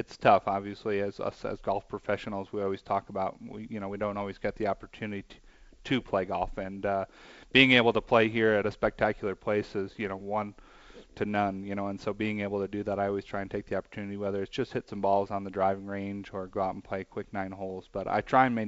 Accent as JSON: {"language": "English", "town": "Trumansburg", "region": "New York", "country": "United States", "tie": "born or raised there", "also_born_or_lived": "Colorado Springs, Colorado", "moved": "as an adult", "said": "my hometown in Trumansburg, New York."}